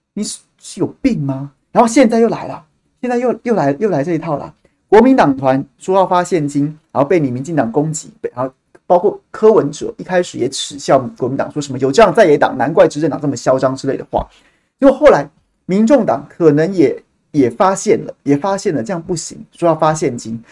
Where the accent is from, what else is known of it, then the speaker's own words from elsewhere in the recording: Taiwan; 我们同样身为台湾人